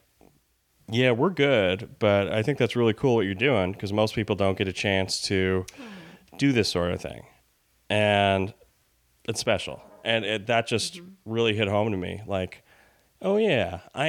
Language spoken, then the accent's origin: English; Albany, New York, United States; moved away as an adult; also born or lived in Los Angeles; I'm from Albany, New York